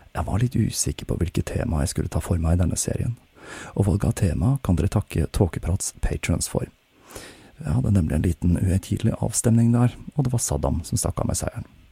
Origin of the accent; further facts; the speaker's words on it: Oslo, Norway; jeg har flyttet tilbake til min hjemby Oslo